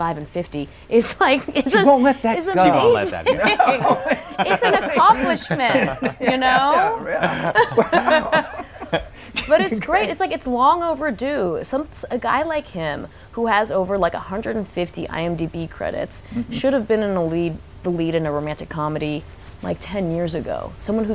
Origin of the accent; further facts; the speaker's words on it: San Francisco, California, United States; I grew up in San Francisco